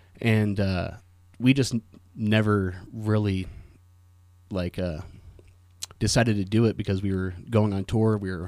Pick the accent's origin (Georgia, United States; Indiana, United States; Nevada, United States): Nevada, United States; Carson City; also born or lived in Truckee, California / Lake Tahoe; Truckee and lived in Lake Tahoe until I was like 4 or 5 or something like that. And then I moved to Carson and spent most of my formative years up until about 18 in Carson City.